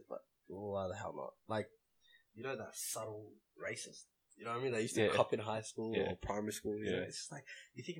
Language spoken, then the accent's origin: English; Australia; accent: Aussie; if you can't tell by my voice, I'm pretty Aussie.